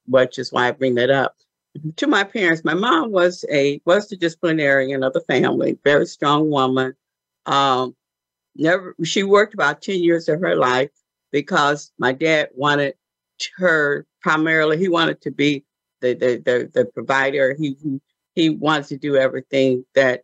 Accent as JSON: {"language": "English", "town": "Benton Harbor", "region": "Michigan", "country": "United States", "tie": "born or raised there", "said": "I was born in Benton Harbor, Michigan, just a little, town in the state of Michigan"}